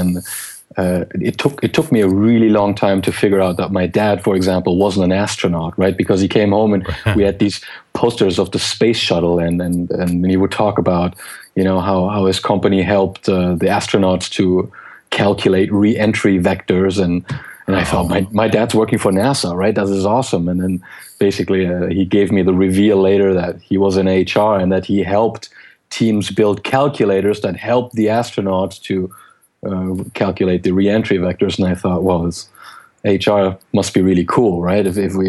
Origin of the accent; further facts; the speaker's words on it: Geneva, Switzerland; English is a second language; also born or lived in Germany; HP expatriated my father from Germany to Switzerland. I grew up in Geneva. I grew up in different countries. I learned different languages